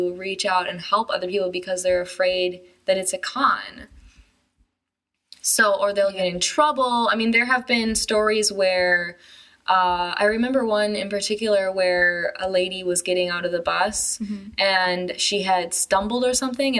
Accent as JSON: {"language": "English", "region": "Wisconsin", "country": "United States", "moved": "as an adult", "lives_now": "China", "said": "I know I say I'm from Wisconsin in every single episode, but I'm from Wisconsin."}